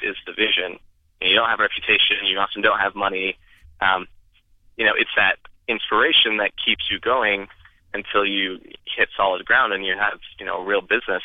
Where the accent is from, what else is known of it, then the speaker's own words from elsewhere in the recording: Idaho, United States; I grew up in Idaho